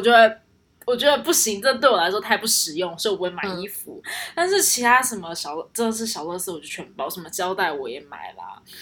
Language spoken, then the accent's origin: Chinese; Taichung, Taiwan; 我的老家又在台中，又不嗯像哼台北那么多东西